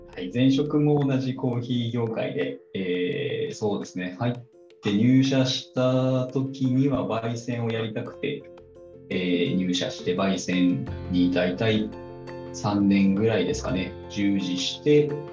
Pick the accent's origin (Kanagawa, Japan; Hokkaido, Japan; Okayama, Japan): Hokkaido, Japan; Otaru; 出身はですね北海道の、えー、小樽市出身でございます